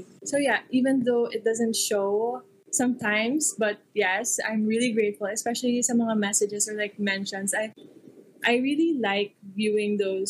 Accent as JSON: {"language": "English", "town": "Bacolod", "region": "Negros Island Region", "country": "Philippines", "moved": "yes", "lives_now": "Manila, Philippines", "said": "I'm from Bacolod and my home is there."}